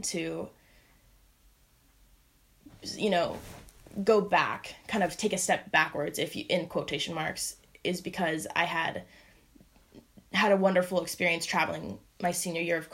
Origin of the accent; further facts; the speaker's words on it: Bay Area, California, United States; also born or lived in Hawaii; I am from the Bay Area, born and raised